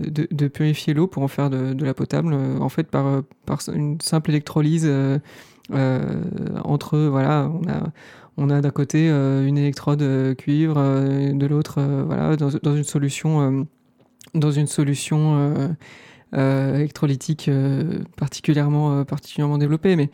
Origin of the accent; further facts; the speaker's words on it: California, United States; je viens de Californie, mais vous savez, moi je suis pas... J'ai pas vraiment voyagé avant, en fait, c'est la première fois que je sors de de chez moi